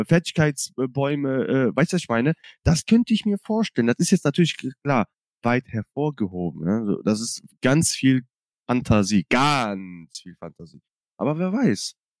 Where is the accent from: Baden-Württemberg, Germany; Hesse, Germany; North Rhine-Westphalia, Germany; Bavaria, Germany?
North Rhine-Westphalia, Germany; Cologne; ich komme ja aus Köln